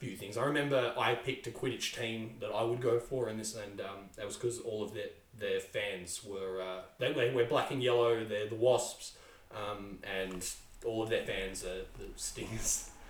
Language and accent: English; Australia; But as an Australian, I really enjoyed the fact that there were Australian teams